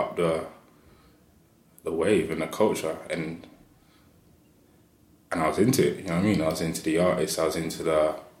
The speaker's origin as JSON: {"language": "English", "region": "London", "country": "United Kingdom", "tie": "born or raised there", "said": "I grew up in North London"}